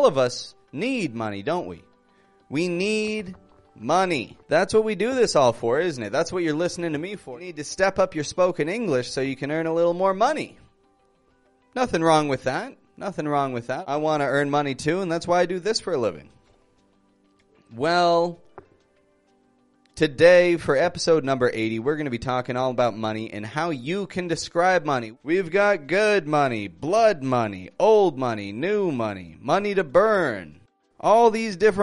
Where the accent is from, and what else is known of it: Toronto, Ontario, Canada; moved away as an adult; now in Mexico